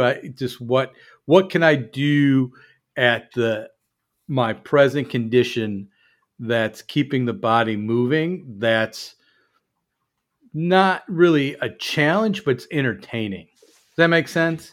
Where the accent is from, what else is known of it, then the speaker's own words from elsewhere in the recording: Chicago, Illinois, United States; moved away; I'm from Chicago